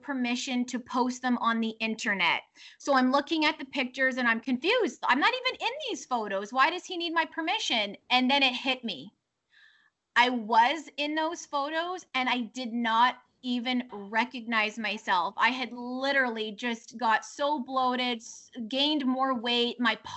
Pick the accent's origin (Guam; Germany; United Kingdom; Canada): Canada; Leduc, Alberta; moved away as an adult; also born or lived in Florida; now in Miami, United States; I did actually grow up in Alberta, small town girl with big dreams. Many of your listeners may actually be familiar with Leduc is the name of the city that I grew up